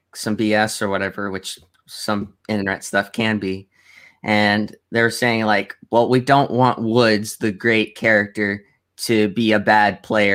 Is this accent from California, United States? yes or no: yes; California, United States; I'm from California